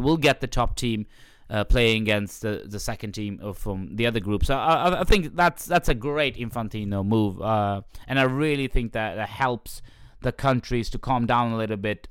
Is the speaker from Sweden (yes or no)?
yes; Sweden; when I went to Pakistani parties in Sweden when I was younger